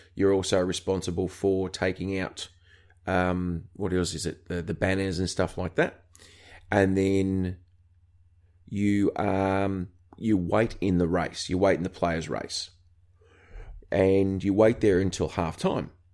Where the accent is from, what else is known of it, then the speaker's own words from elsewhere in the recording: Australia; accent: Aussie; being an Australian